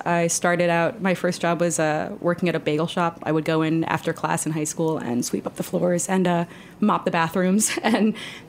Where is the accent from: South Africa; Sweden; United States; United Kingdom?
United States; Upstate New York; I was born in New York.